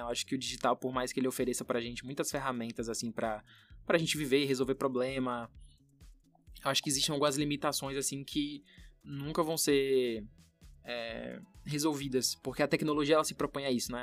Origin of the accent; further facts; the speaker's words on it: Brazil; Eu nunca saí do Brasil